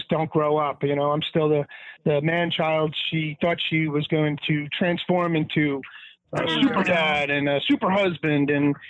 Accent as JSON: {"language": "English", "town": "Dix Hills", "region": "New York", "country": "United States", "said": "Hey, hey. Dix Hills, Long Island."}